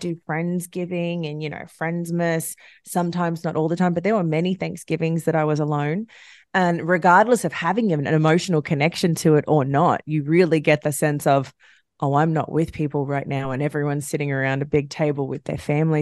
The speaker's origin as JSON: {"language": "English", "country": "Australia", "moved": "yes", "lives_now": "United States", "said": "I'm Australian, so I, I never really connected to this holiday"}